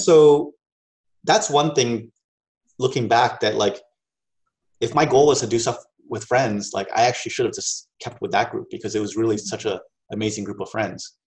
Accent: United States; also born or lived in Hong Kong; growing up in the States

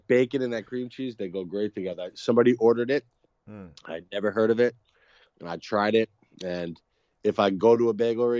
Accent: Rockville Centre, New York, United States; I'm from Nassau. I grew up in Rock Center, Southside High School, County Champs, 2004.

